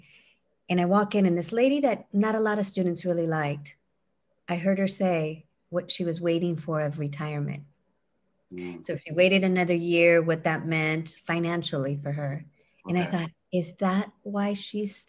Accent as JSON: {"language": "English", "town": "Windsor", "region": "California", "country": "United States", "tie": "born or raised there", "said": "My hometown in Windsor, California, small little town"}